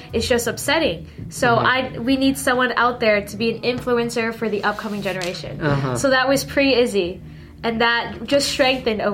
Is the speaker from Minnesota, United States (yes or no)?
no; Philadelphia, Pennsylvania, United States; first language Teochew; English is a second language; I was born here. Born in Philadelphia